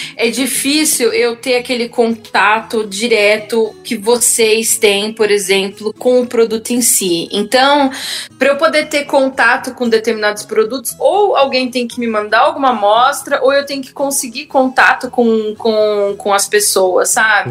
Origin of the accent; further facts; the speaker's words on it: Sorocaba, São Paulo, Brazil; accent: caipira; moved away as an adult; now in Vienna, Austria; só eu e meu irmão que fomos criados em Sorocaba